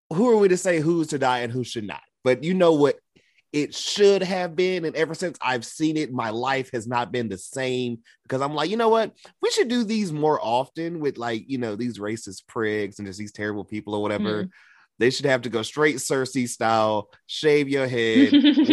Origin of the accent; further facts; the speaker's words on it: North Carolina, United States; We're from North Carolina